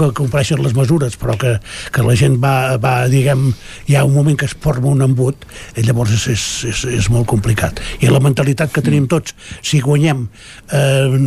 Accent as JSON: {"language": "Catalan", "region": "Catalonia", "country": "Spain", "said": "com a català"}